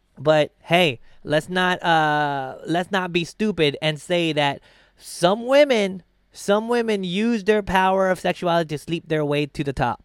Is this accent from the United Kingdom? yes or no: no; Philippines; now in United States; I'm from the Philippines